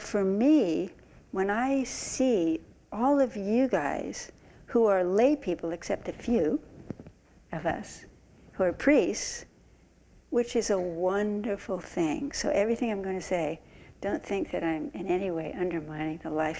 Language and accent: English; San Francisco, California, United States; I grew up in San Francisco Zen Center